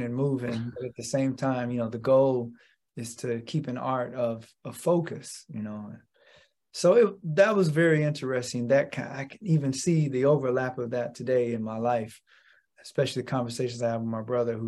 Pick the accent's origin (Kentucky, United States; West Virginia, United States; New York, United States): Kentucky, United States; Lexington; moved away as an adult; now in Boston, United States; I was born and raised in Lexington, Kentucky